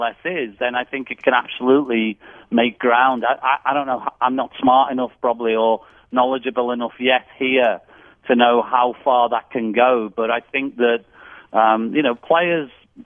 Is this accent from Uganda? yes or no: no; England, United Kingdom; moved away as an adult; now in Nashville, United States; I'm English